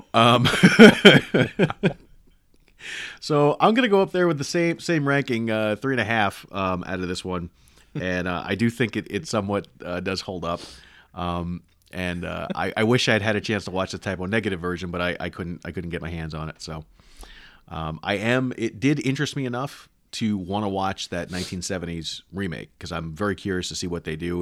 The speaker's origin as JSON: {"language": "English", "region": "New York", "country": "United States", "tie": "born or raised there", "said": "I was born in New York"}